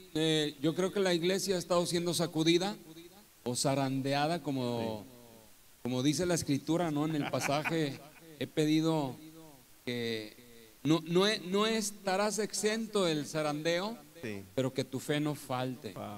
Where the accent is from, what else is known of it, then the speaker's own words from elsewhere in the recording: Torreón, Coahuila, Mexico; moved away as an adult; also born or lived in Álamo, Veracruz; now in Poza Rica, Mexico; yo soy de Torreón, Coahuila, del norte de México